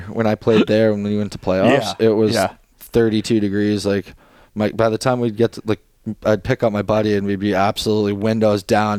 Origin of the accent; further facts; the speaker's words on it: Edmonton area, Alberta, Canada; moved away; my hometown is Edmonton